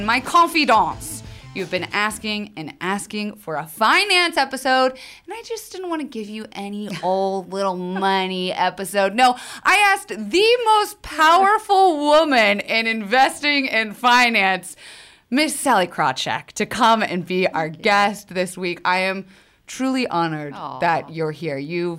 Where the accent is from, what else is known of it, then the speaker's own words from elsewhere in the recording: the South, United States; We had very similar upbringings. I'm also from the South.